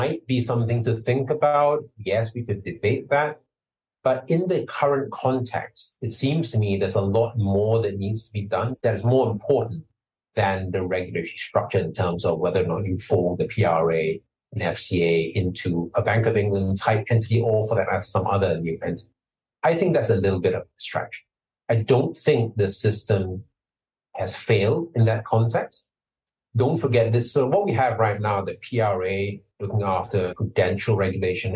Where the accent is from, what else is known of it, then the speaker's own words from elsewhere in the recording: Singapore; moved away as an adult; now in United Kingdom; I was born and raised in Singapore. I came here, came to the UK 25 years ago